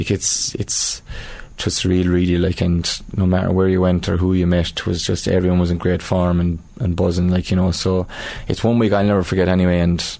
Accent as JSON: {"language": "English", "town": "Thurles", "region": "Munster", "country": "Ireland", "said": "I'm from Turles, so I'm living in town"}